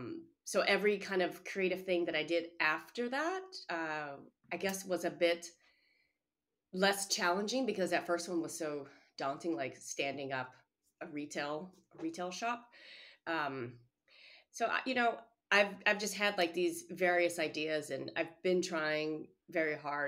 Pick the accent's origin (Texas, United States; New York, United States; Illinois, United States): Illinois, United States; outside of Chicago; now in Boston, United States; When I was growing up outside of Chicago